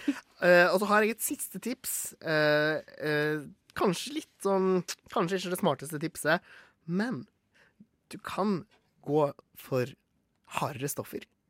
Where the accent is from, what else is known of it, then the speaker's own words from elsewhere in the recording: Gloppen, Vestland, Norway; Er Gloppen kommune der, der jeg kommer fra